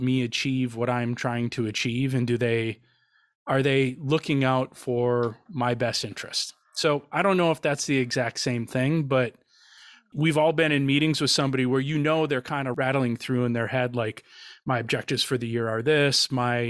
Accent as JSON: {"language": "English", "region": "Wisconsin", "country": "United States", "said": "I'm from Wisconsin"}